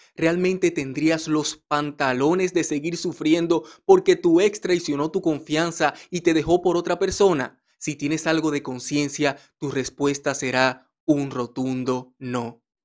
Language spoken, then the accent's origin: Spanish; Dominican Republic; en mi país, República Dominicana